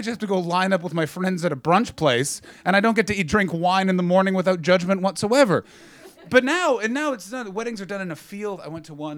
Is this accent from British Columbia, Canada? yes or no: no; Ottawa, Ontario, Canada; moved away; my hometown of Ottawa